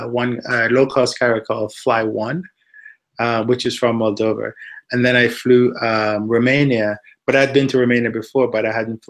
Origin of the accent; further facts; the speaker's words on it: Jamaica; also born or lived in Washington, D.C., United States / Indianapolis, United States / Houston, United States; now in United States; I grew up in Jamaica